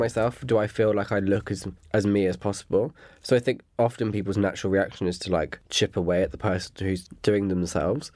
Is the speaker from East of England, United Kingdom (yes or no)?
no; Dorset, South West England, United Kingdom; moved away; I'm originally from Dorset